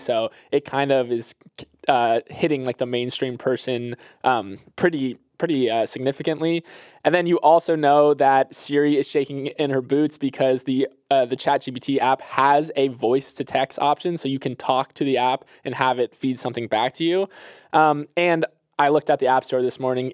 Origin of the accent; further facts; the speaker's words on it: Florida, United States; I'm from Florida